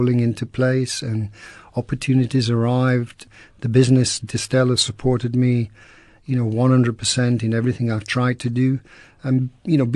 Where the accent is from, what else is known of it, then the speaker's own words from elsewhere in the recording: Penistone, Yorkshire and the Humber, United Kingdom; moved away; also born or lived in Scotland; I grew up in Penison in the 60s and 70s